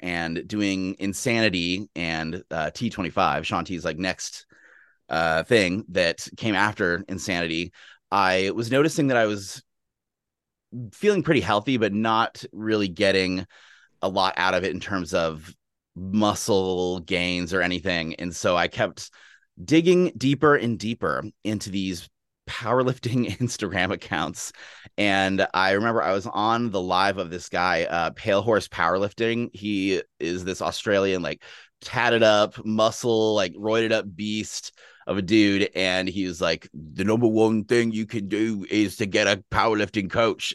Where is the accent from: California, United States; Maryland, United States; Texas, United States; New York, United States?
Texas, United States; Austin; now in Seattle, United States; I grew up in Texas. I'm from Austin, Texas originally, and it's a big sports town.